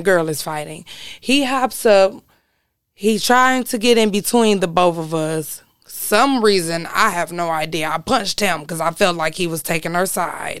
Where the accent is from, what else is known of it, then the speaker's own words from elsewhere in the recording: Detroit, Michigan, United States; I was born and raised over there on Six Mile and Davidson